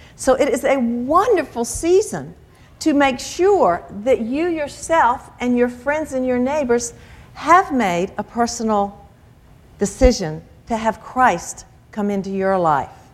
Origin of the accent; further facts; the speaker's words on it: the South, United States; growing up in the South in the church